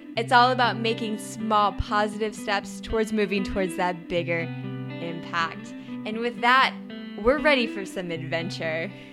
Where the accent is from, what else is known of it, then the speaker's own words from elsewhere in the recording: Idaho, United States; now in San Diego, United States; growing up in Idaho. But living in San Diego